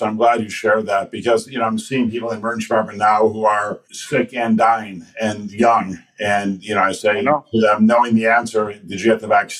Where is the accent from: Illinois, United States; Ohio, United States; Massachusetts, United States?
Illinois, United States; Chicago; being born and raised in Chicago